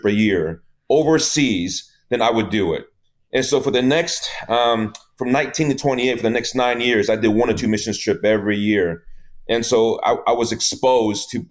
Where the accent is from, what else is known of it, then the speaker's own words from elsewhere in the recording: Houston, Texas, United States; also born or lived in Taiwan; I was born in Taiwan. I came when I was 8 years old to the United States, straight to Houston, Texas.